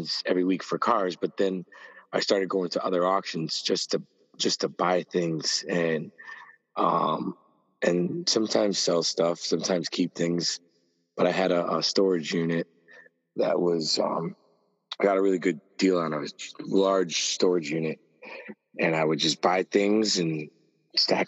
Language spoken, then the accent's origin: English; Springfield, Massachusetts, United States; I grew up in Springfield